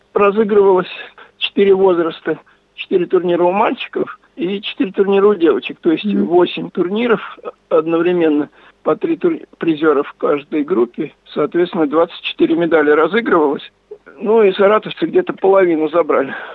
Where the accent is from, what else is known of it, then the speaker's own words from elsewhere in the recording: Kamyshin, Volgograd Oblast, Russia; moved away as an adult; now in Saratov, Russia; я родился и жил в Камышине